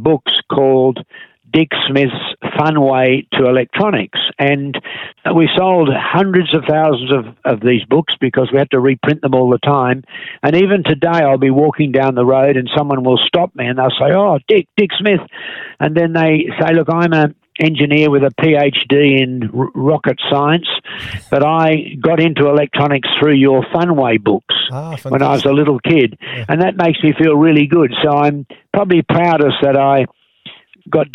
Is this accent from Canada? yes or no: no; Australia; I was born in Australia in the 1940s